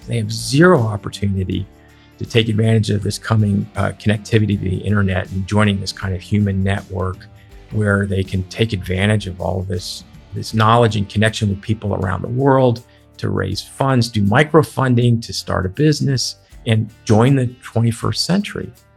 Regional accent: Philadelphia, Pennsylvania, United States; moved away; I grew up in the Philadelphia area

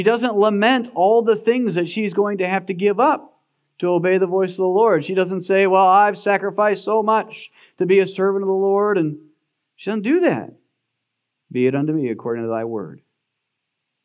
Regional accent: United States; as American Christians

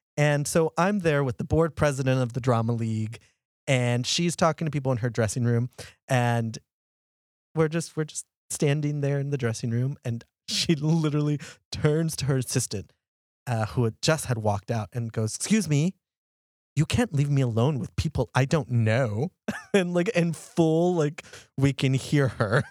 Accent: Texas, United States; I'm from Texas

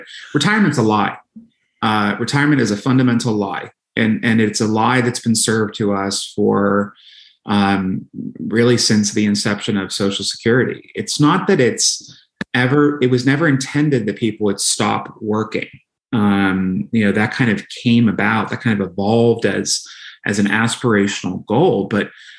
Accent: Pittsburgh, Pennsylvania, United States; moved away; I was home in Pittsburgh, as you know, my hometown.

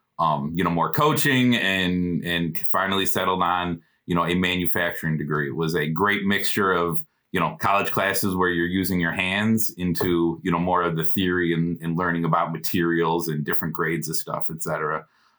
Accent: Illinois, United States; So I grew up in the Chicagoland area, born and raised. Same town that my mom grew up, same town my grandpa grew up.

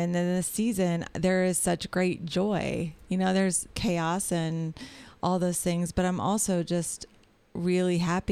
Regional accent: Marion, Ohio, United States; moved away as an adult; also born or lived in Dayton, Ohio / Centerville, Ohio; my address is actually in my hometown with my husband

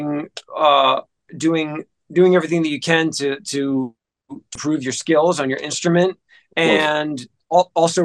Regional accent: New Jersey, United States; moved away as an adult; also born or lived in Memphis; now in Atlanta, United States; I was born and raised in New Jersey, right outside of Manhattan

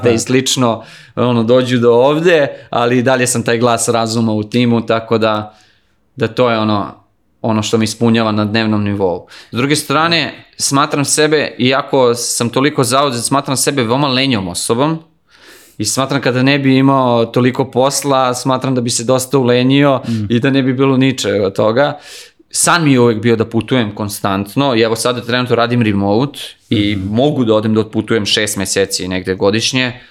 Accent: Belgrade, Serbia; ja sam odrastao u Kaluđerici ovde u Beogradu, znači živio sam svugde po svetu, živio sam i ovde u Beogradu, živim, da kažem sad trenutno živim na Novom Beogradu i pošto radim od kuće se, se vraćam u Kaluđericu

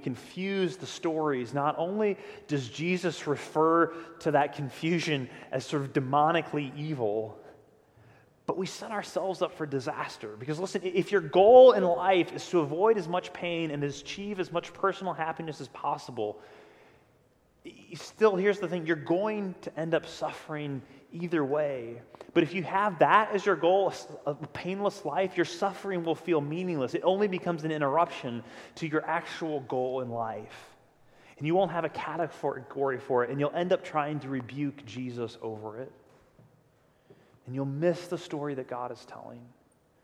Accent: United States

